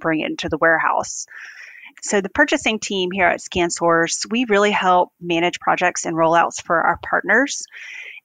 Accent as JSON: {"language": "English", "town": "Greenville", "region": "South Carolina", "country": "United States", "tie": "born or raised there", "said": "I grew up in Greenville, South Carolina, where our headquarters is"}